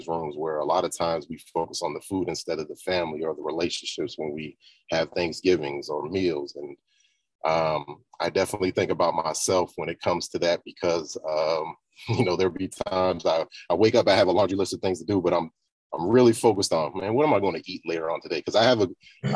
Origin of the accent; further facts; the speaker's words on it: the South, United States; I grew up in the South as well.